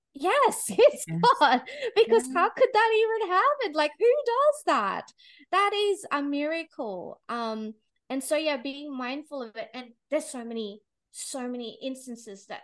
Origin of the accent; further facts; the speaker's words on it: Philippines; now in Australia; I was born in the Philippines